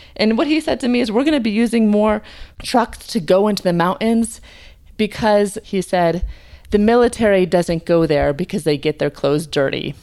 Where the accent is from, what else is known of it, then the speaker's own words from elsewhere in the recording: United States; as an American